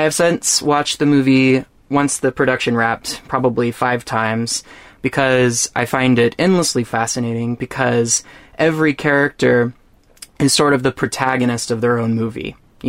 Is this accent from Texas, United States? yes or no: yes; Texas, United States; I'm from Texas